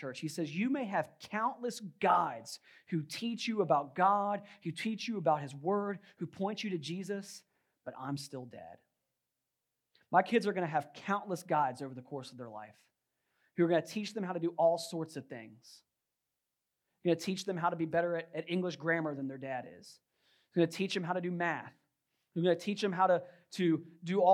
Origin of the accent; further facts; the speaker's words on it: Virginia, United States; I grew up in Virginia